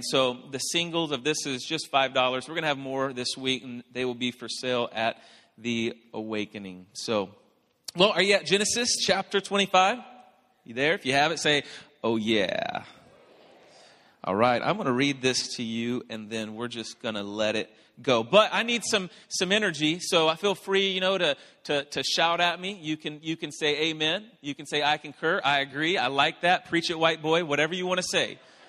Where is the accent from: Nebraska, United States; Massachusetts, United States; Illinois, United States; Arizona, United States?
Arizona, United States; Phoenix; I'm from Phoenix, and I'm like 3 hours behind right now